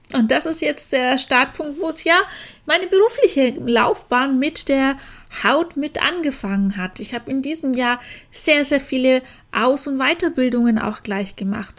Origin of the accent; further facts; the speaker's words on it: Franconia, Bavaria, Germany; accent: Franconian; now in Augsburg, Germany; du hörst mir bestimmt an meinem Dialekt an, dass ich eigentlich aus Franken komme. Daher mein rollendes R